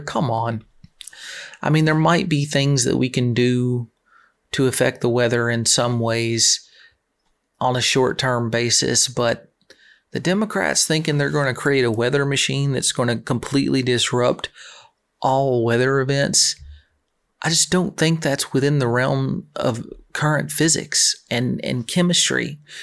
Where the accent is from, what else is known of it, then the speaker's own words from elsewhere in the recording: Tennessee, United States; moved away; my home state. Not there now. I'm actually very close to the swamp.